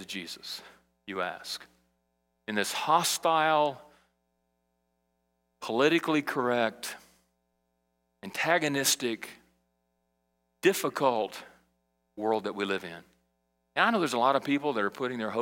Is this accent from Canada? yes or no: no; Brazil; now in United States; when I was a kid in Brazil and I grew up in South America